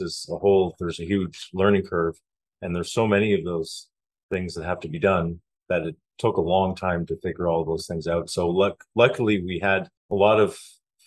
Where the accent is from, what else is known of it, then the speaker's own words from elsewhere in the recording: Canada; moved away as an adult; now in Panama; I come from Canada